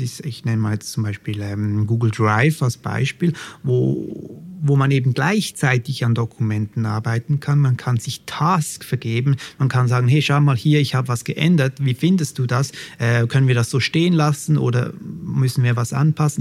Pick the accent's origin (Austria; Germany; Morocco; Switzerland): Switzerland; accent: Swiss; ich komme aus der Schweiz, das hört man vielleicht schon ein bisschen an meinem Akzent